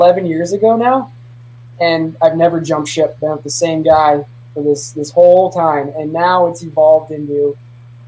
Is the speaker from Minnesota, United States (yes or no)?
yes; Minnesota, United States; moved away; I was originally from Minnesota